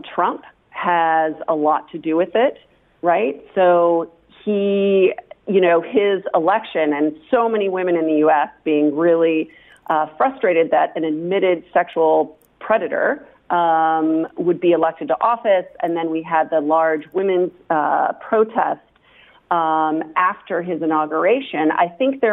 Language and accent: English; United States; now in Toulouse, France; an American sociologist